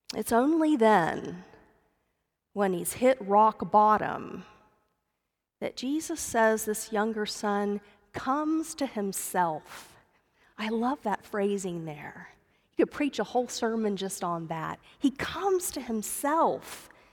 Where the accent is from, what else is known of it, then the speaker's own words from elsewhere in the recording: Dallas, Texas, United States; I grew up in the Dallas area